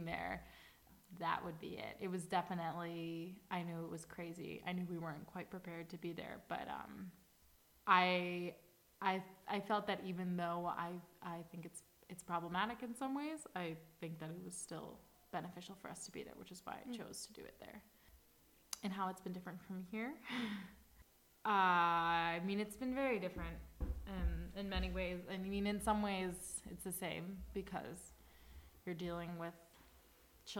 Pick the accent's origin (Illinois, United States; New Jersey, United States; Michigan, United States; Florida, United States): Illinois, United States; Chicago; moved away as an adult; now in Madrid, Spain; And I'm from Chicago in the United States.